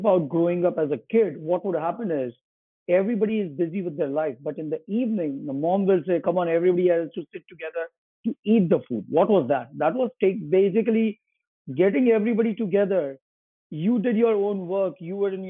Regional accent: Mumbai, Maharashtra, India; moved away as an adult; also born or lived in Ahmedabad, Gujarat / Singapore / Cleveland / Atlanta; now in New York City, United States; I come from Mumbai. I was grown in a small city in Gujarat is a state in India called Ahmedabad. But I've lived all my life in Mumbai till the time I was in India

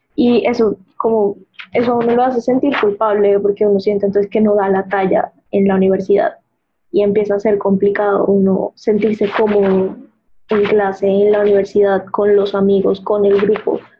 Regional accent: Barranquilla, Atlántico, Colombia; moved away as an adult; now in Bogotá, Colombia; yo no soy de Bogotá, yo soy de Barranquilla

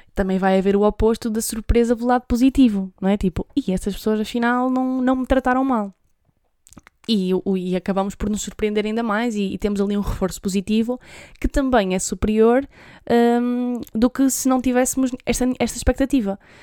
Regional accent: Trás-os-Montes, Portugal; eu sou de Trás-os-Montes

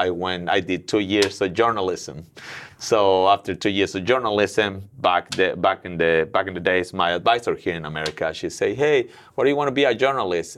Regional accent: Mexico City, Mexico; moved away as an adult; now in Willow Glen, United States; I'm originally from Mexico City

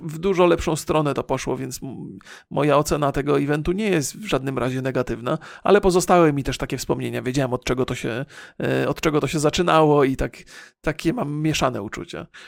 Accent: Bolesławiec, Lower Silesian Voivodeship, Poland; ja już się urodziłem w Bolesławcu

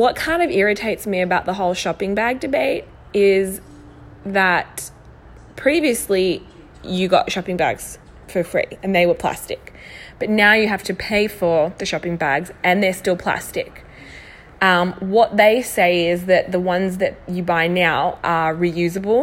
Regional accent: Melbourne, Victoria, Australia; Newly married, we're from Melbourne, Australia

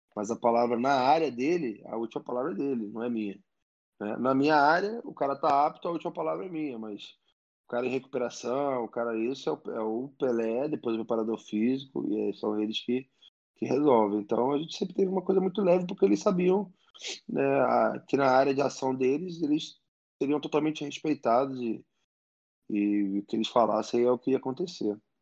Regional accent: Rio de Janeiro, Brazil; eu sou um cara nascido e criado em Botafogo no bairro, né? Eu morava muito perto do clube.

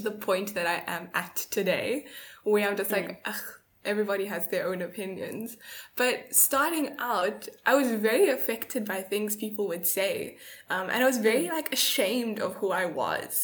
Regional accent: South Africa; also born or lived in Durban; I'm from South Africa, I'm 22

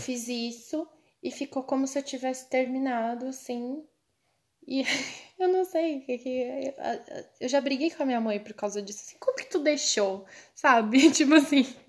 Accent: Cocal, Brazil; moved away; eu sou de Cocal. Ah. Ah, tá. Eu estudei em Cocal primeiro. Eu estudei a vida inteira em colégio público

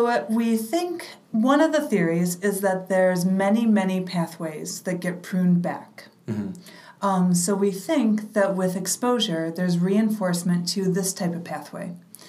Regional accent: Midwest, United States; moved away as an adult; also born or lived in Michigan / Uganda; now in New York, United States; when I was a young lesbian growing up in the Midwest

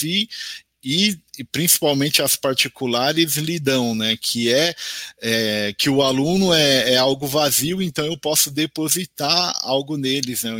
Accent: São Paulo, Brazil; nós somos aqui de São Paulo

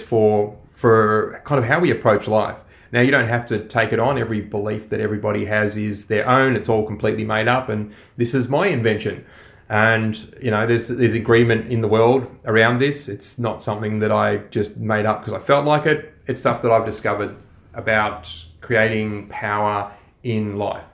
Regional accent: Australia

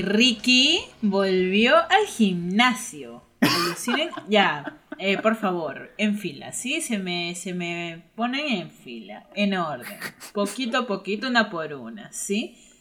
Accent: Trujillo, La Libertad, Peru; born or raised there

